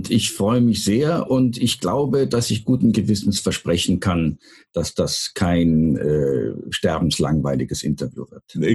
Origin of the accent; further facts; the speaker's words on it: Röndorf, North Rhine-Westphalia, Germany; now in Odesa, Ukraine; Ich habe äh, meine, meine Wiege im, äh, im Rheinland, in Röndorf. Äh, wir mhm. waren Nachbarn von Adenauer, als ich ganz mhm. klein